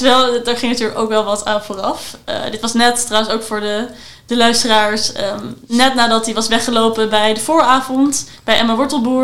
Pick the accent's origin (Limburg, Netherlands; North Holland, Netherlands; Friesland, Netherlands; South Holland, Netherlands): North Holland, Netherlands; Amsterdam; ik als Amsterdammer